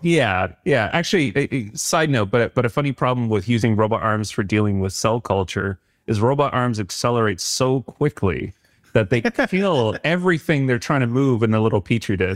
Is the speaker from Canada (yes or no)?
yes; Canada; being a Canadian